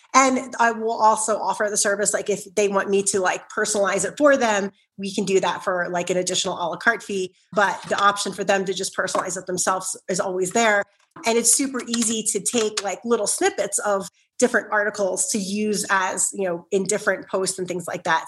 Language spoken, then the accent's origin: English; Philadelphia, Pennsylvania, United States; I grew up in South Philly, so I can be very loud